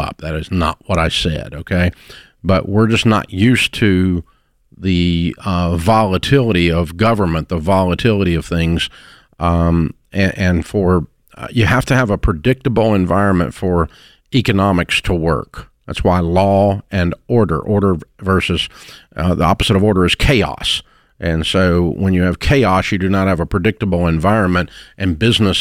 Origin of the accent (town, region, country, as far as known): United States